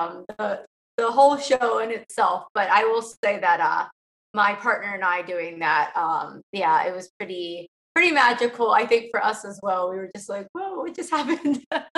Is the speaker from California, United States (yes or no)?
no; Southern Maryland, United States; moved away as an adult; I was born and raised in Southern Maryland